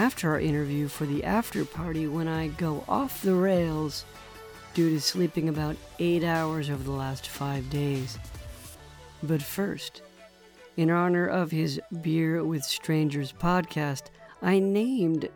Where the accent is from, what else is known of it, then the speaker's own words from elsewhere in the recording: New Jersey, United States; as a fellow New Jerseyan